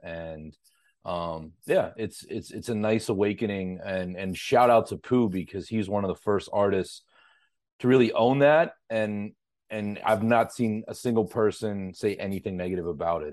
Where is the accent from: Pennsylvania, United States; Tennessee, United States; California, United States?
Pennsylvania, United States; Pittsburgh; moved away; I'm originally from Pittsburgh, Pennsylvania